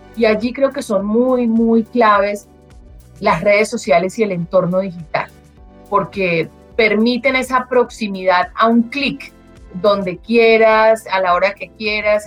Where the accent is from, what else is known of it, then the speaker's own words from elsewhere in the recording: Colombia; como colombianos